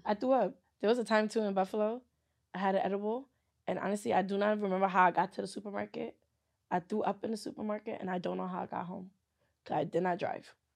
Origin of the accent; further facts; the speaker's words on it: Nigeria; I'm Nigerian.